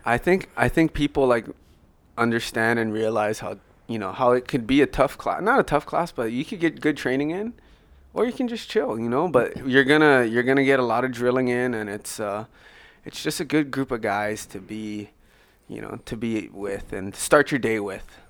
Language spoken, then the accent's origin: English; Oahu, Hawaii, United States; moved away as an adult; also born or lived in Maui; since I moved from Maui to Oahu, she raised me